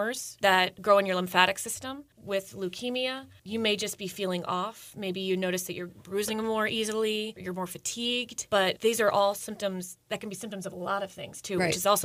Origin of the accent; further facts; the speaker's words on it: Howard County, Maryland, United States; I'm coming from Howard County. That's where I grew up